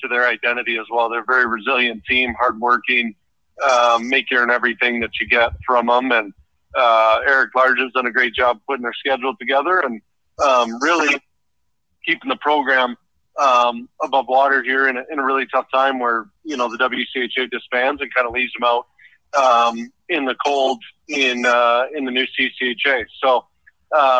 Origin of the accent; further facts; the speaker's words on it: Anchorage, Alaska, United States; moved away; I was born and raised in Anchorage, Alaska